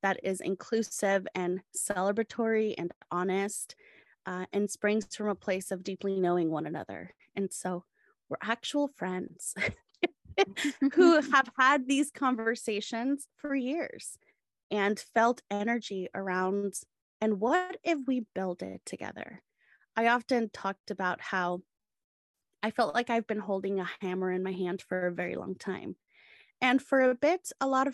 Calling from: San Diego, California, United States; I am calling in from San Diego, California

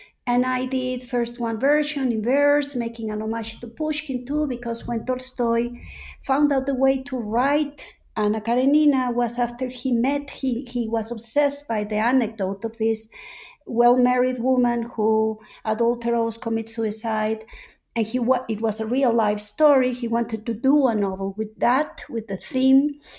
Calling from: Mexico City, Mexico; I'm calling in from Coyoacán in Mexico City, two blocks away from Frida Kahlo's house, where I normally spend half of the year.

